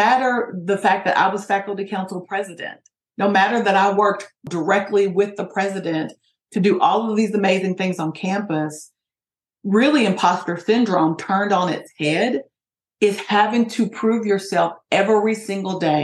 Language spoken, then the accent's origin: English; Appalachia, Kentucky, United States; in Kentucky, it's a rural sort of area, particularly in Appalachia where I'm from, it's a very poor area